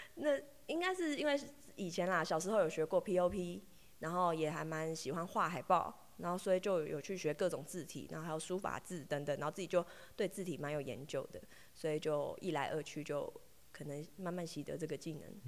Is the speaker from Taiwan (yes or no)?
yes; Taoyuan, Taiwan; moved away as an adult; also born or lived in Ruisui, Hualien / Fuli, Hualien; now in Taitung, Taiwan; 我是桃园来的